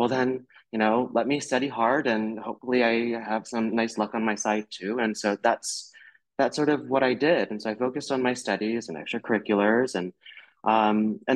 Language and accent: English; North Florida, United States; I grew up in North Florida